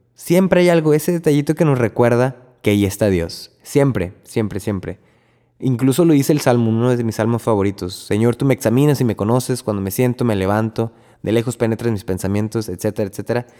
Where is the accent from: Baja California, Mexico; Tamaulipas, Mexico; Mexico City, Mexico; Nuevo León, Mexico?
Tamaulipas, Mexico; Río Bravo; moved away as an adult; now in Corpus Christi, United States; yo soy de Río Bravo, Tamaulipas, y estoy aquí en casa de mis papás, mi casa